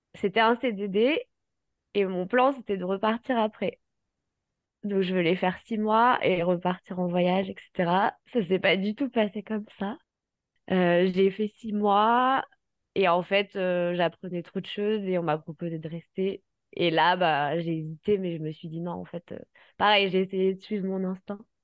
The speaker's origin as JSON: {"language": "French", "town": "Paris", "region": "Île-de-France", "country": "France", "tie": "born or raised there", "said": "je, suis originaire du sud de la France, mais j'ai grandi à Paris."}